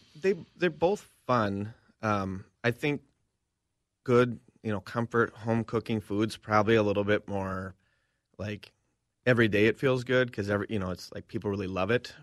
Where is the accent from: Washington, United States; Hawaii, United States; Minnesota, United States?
Minnesota, United States; Cambridge; moved away as an adult; I'm back in my hometown